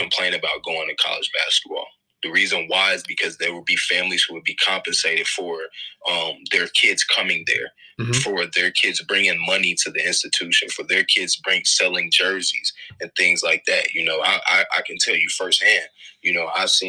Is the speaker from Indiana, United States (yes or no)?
yes; Indianapolis, Indiana, United States; I'm from Indianapolis, both Midwest kids